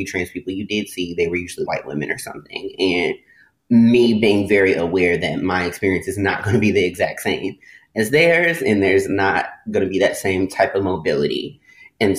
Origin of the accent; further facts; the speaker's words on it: the South, United States; now in Los Angeles, United States; growing up in the South and just being Black and growing up in like the Baptist religion and just real Southern upbringing